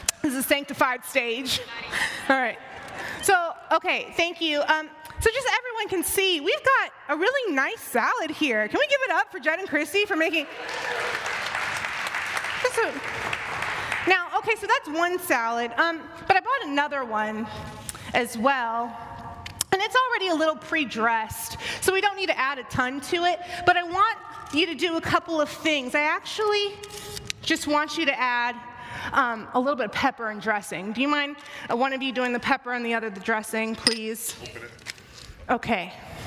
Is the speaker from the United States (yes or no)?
yes; the South, United States; I'm from the South, we like to spice everything up with some seasoning